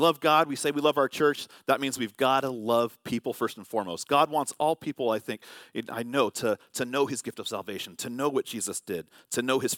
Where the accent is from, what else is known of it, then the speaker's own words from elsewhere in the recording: Vallejo, California, United States; moved away; growing up in Vallejo, California